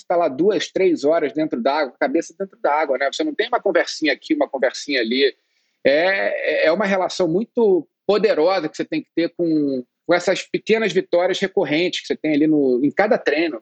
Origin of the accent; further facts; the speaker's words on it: Rio de Janeiro, Brazil; also born or lived in England / Berkeley, California; eu cheguei no, no Brasil com dois anos, né? Eu nasci na Inglaterra